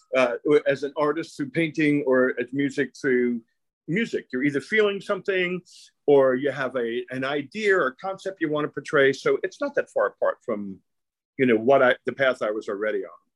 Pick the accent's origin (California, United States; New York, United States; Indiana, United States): New York, United States; New York City; I grew up in Brooklyn. It was a, an Italian and Jewish neighborhood